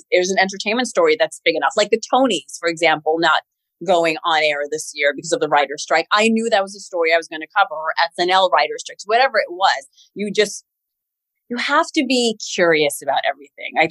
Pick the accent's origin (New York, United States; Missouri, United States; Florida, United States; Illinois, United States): New York, United States; Queens; I'm from Queens, New York.